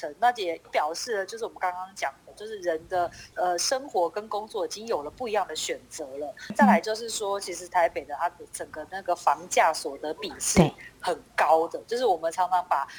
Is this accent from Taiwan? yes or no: yes; Taipei, Taiwan; 所以我从小就在台北长大